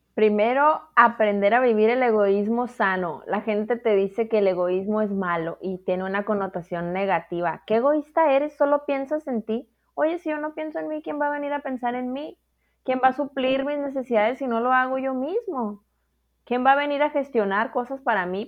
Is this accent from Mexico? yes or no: yes; Mexico